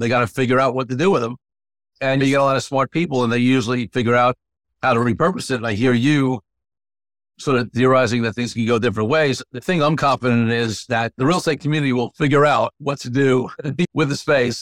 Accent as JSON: {"language": "English", "town": "New York City", "region": "New York", "country": "United States", "tie": "born or raised there", "also_born_or_lived": "Manhattan", "said": "I grew up in New York City, right? In Brooklyn originally, lived in Manhattan, was born in the sixties."}